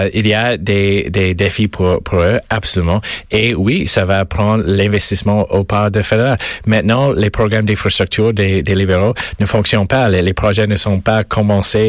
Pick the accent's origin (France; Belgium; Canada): Canada; Mississauga, Ontario; je viens de Mississauga. Euh, ma famille vient de Mississauga